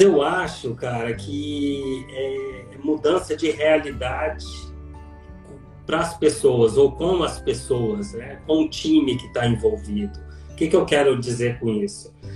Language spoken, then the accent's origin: Portuguese; Minas Gerais, Brazil; now in Campinas, Brazil; eu sou mineiro, é, com toda a sistematicidade e pragmatismo do mineiro, mas com uma alma baiana